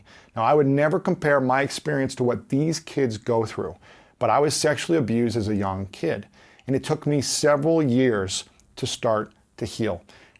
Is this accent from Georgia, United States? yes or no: no; Columbus, Ohio, United States; Join me at this year's Summit of Greatness, this September 7th through 9th in my hometown of Columbus, Ohio